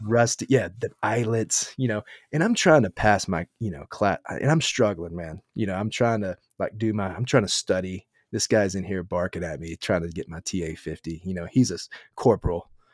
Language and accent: English; Texas, United States; growing up in Texas